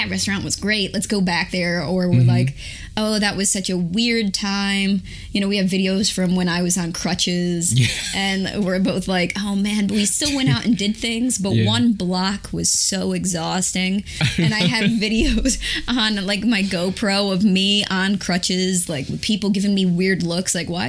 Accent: the South, United States; You know, I'm from the South, and there's a lot of outdoors activities.

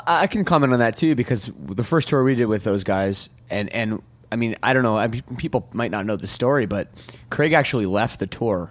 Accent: Toronto, Ontario, Canada; I grew up here in Toronto

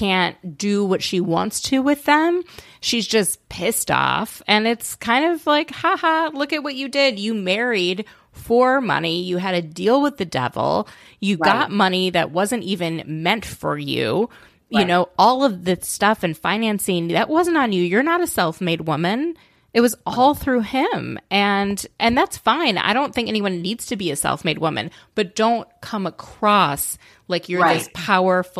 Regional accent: Minnesota, United States; I grew up in Minnesota

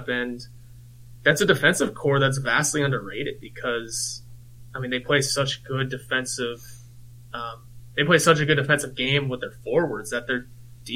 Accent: Pittsburgh, Pennsylvania, United States; growing up in Pittsburgh

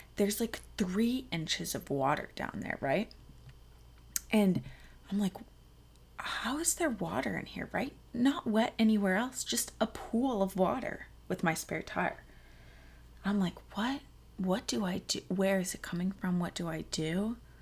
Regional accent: Colorado, United States; also born or lived in North Carolina / Texas; in the middle of second grade, I moved to Colorado, where the people who I went to elementary school

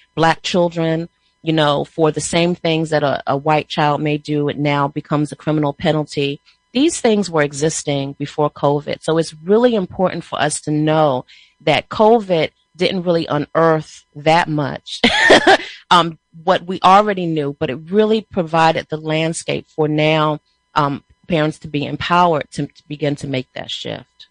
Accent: Prince George's County, Maryland, United States; we're from Prince George's County, Maryland

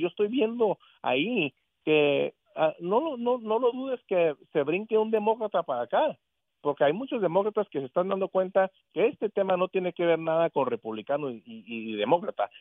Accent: United States; yo soy estadounidense de aquí de este país

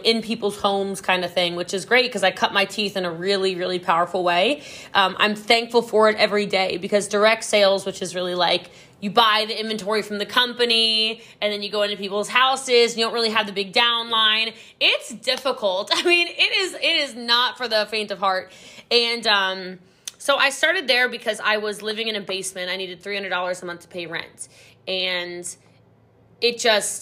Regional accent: Texas, United States; Yeah, I'm a Texan. I live in North Dallas.

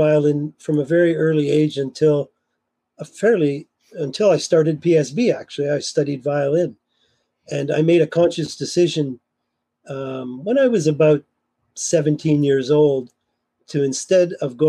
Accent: Kitchener, Ontario, Canada; my hometown, Kitchener-Waterloo

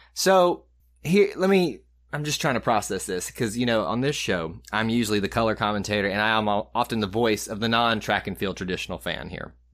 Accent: the South, United States; accent: southern; my southern accent, my southern way of like, you know, enunciating things

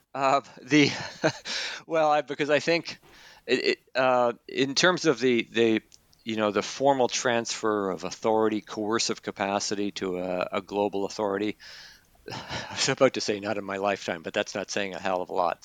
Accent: Canada; moved away; I'm originally from Canada.

